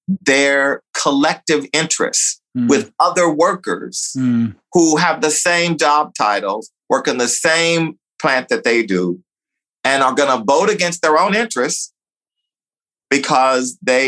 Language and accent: English; United States; also born or lived in Texas; growing up in Louisiana and Texas